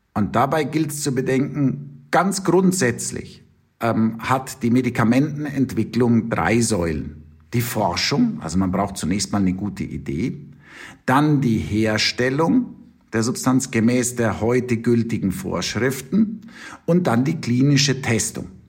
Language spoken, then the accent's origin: German; Munich, Bavaria, Germany; accent: Bavarian; moved away as an adult; also born or lived in United States; now in Tübingen, Germany; ich wollte eigentlich zurück in mein geliebtes München, man hört es an meinem Akzent